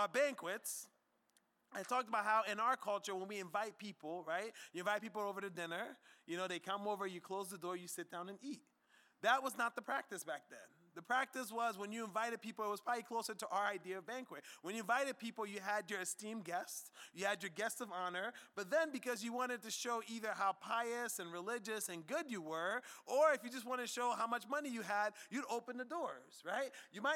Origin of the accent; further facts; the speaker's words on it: United States; us as American Christians